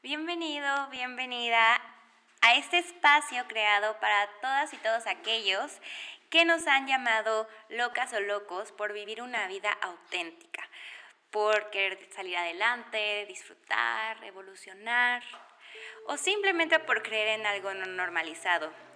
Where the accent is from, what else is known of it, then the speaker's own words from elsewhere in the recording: Mexico City, Mexico; soy mexicana, 100% mexicana de la Ciudad de México